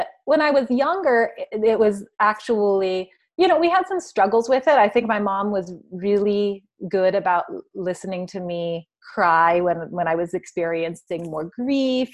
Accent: Santa Barbara, California, United States; we're from Santa Barbara, which is the town that Aletha's from

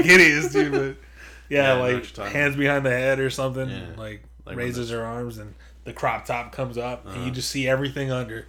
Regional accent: Jalisco, Mexico; I'm from Jalisco.

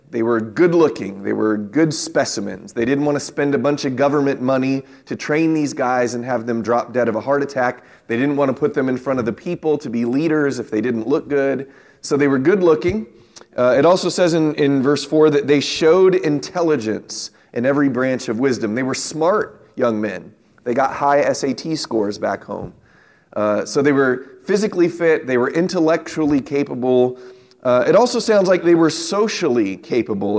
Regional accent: San Diego, California, United States; when I was a young man growing up in San Diego

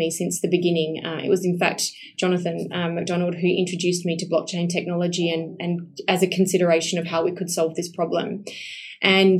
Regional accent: Esperance, Western Australia, Australia; I'm a country girl. Right. So, I was born in Esperance, which is 8 hours south.

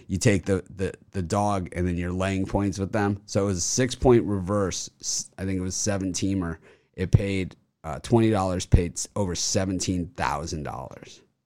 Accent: Miami, Florida, United States; I'm from Miami. I'm Miami guy

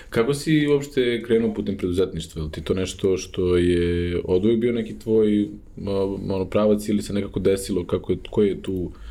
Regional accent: Belgrade, Serbia; moved away as an adult; also born or lived in United States; uh, ovde sam iz Beograda.

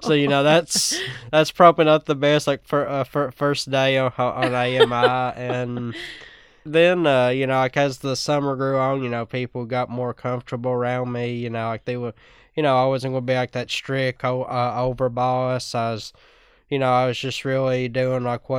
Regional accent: Whitesburg, Kentucky, United States; I'm from Whitesburg, Kentucky

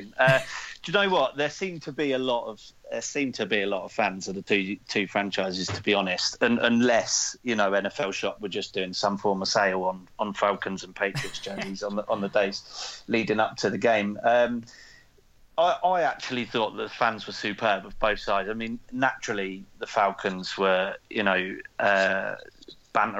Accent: England, United Kingdom; as an Englishman

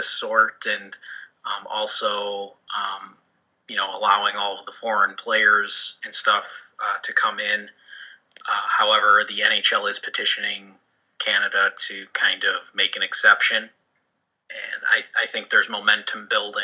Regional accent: Chicago, Illinois, United States; growing up around Chicago

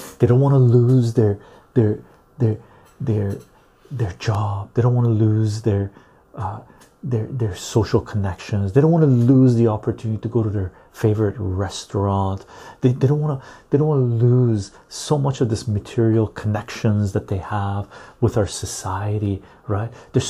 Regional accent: Turkey; If it's about the economy, my country sucks too. I'm from Turkey.

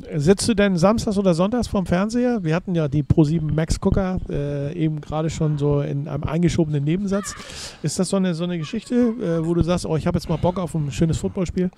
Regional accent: Hamburg, Germany; Vom waschechten Hamburger zum waschechten Hamburger

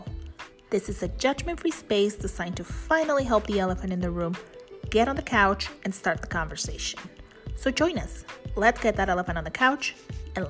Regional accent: Yuma, Arizona, United States; I'm from Yuma.

